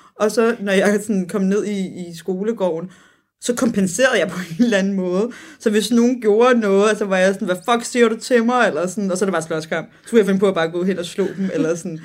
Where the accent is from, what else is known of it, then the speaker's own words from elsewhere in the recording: Copenhagen, Capital Region of Denmark, Denmark; som københavner